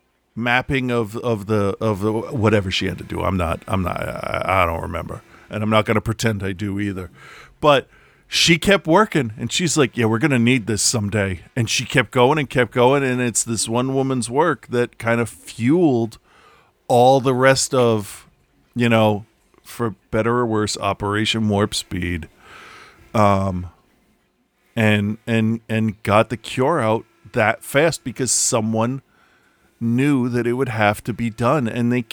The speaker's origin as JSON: {"language": "English", "town": "Philadelphia", "region": "Pennsylvania", "country": "United States", "said": "I'm from Philadelphia"}